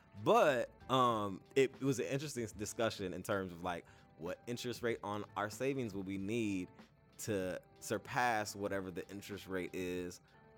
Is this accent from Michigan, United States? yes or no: no; California, United States; I'm from California.